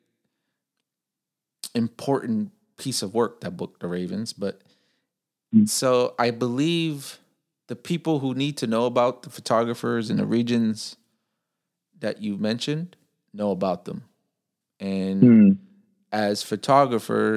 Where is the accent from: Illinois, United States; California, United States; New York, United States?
Illinois, United States; Chicago; now in Okinawa, Japan; I'm from Chicago, the area you made the book from, but I live in Okinawa